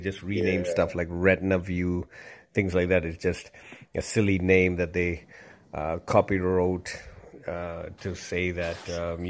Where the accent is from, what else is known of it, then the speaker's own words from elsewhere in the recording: Zimbabwe; also born or lived in Zambia / Ireland; now in Toronto, Canada; So I'm Sri Lankan. I'm Tamil originally, but I was born in Zambia, raised in Zimbabwe, lived a bit in Ireland, and then came over to Toronto.